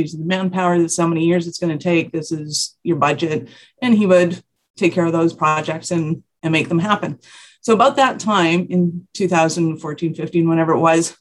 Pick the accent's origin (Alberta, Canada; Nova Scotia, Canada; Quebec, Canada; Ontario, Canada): Alberta, Canada; Calgary; I am from Calgary, Alberta, Canada